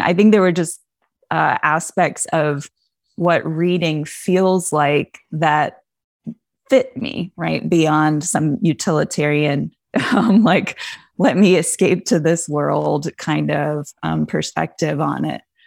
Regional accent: the Poconos, Pennsylvania, United States; I grew up in the Poconos in Pennsylvania mostly

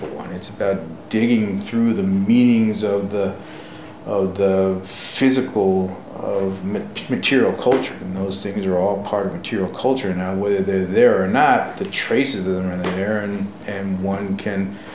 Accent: New York, United States; moved away; I'm a New Yorker myself.

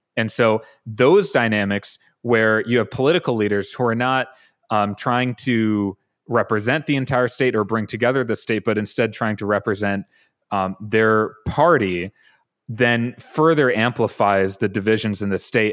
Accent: Brookfield, Wisconsin, United States; growing up in Brookfield, it gave me a sensitivity, uh, Brookfield is in suburban Milwaukee

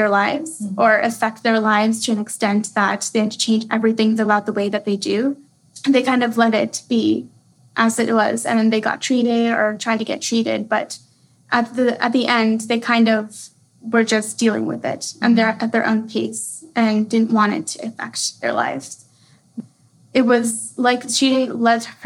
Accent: Austin, Texas, United States; also born or lived in Minnesota; I'm right here from Austin, Texas.

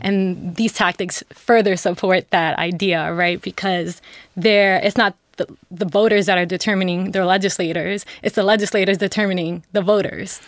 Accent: New York City, New York, United States; my family is from the Dominican Republic in Costa Rica, and I'm from New York City

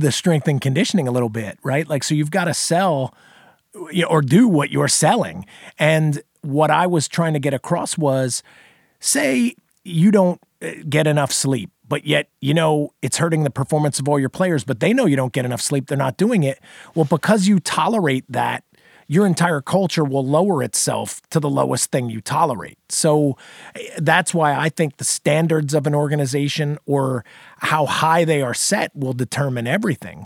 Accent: New Jersey, United States; moved away as an adult; also born or lived in South Carolina; I grew up in New Jersey originally

